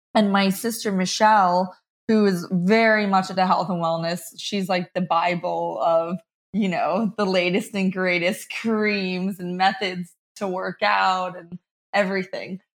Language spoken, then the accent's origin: English; Rumson, New Jersey, United States; moved away as an adult; also born or lived in New York; now in Nashville, United States; I was raised in Rumston, New Jersey